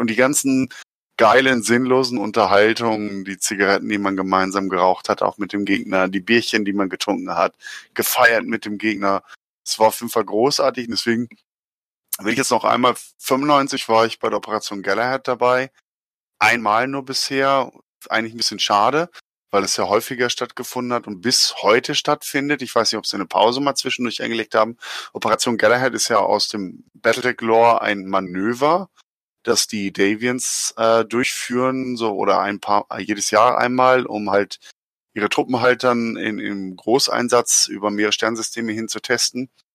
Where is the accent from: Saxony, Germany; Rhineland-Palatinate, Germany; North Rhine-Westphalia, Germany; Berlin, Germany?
North Rhine-Westphalia, Germany; Schwerte; in Schwerte, da wo ich aufgewachsen bin.